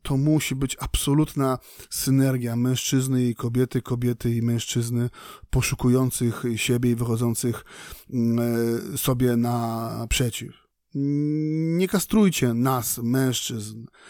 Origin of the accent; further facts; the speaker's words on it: Poland; mówię tu na miejscu, w Polsce, w kraju nad Wisłą